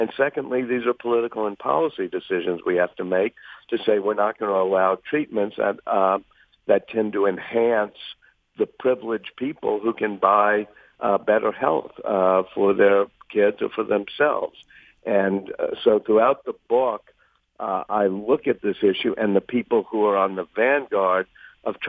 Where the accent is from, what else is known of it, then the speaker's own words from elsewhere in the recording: New Orleans, Louisiana, United States; I'm here in New Orleans, my hometown.